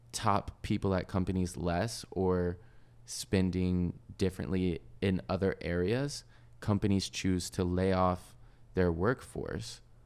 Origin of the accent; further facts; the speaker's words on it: the South, United States; growing up in the South, Chick-fil-A's are everywhere